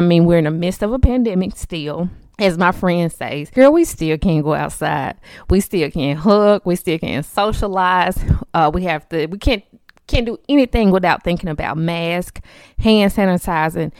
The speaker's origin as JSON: {"language": "English", "town": "Memphis", "region": "Tennessee", "country": "United States", "tie": "born or raised there", "said": "I currently live in Memphis, Tennessee. Born and raised here, Memphis Tiger, been here all my life"}